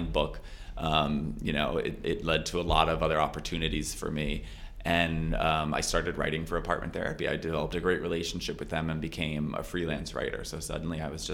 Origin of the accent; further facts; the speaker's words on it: Florida, United States; moved away; I'm from Florida